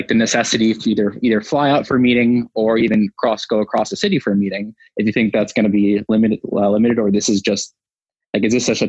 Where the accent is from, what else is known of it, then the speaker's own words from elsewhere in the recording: New York, United States; I'm from New York originally